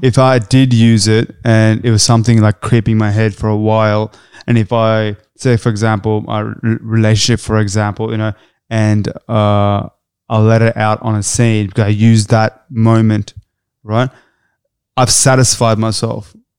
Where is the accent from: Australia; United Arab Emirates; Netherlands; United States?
Australia; we're Australian